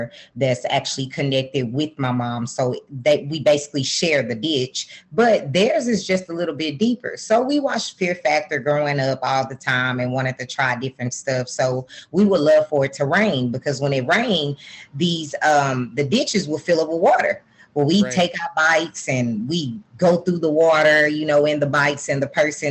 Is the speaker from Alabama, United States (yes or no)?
no; Texarkana, Texas, United States; I'm from Texarkana, Texas, which is about 2.5 hours from Dallas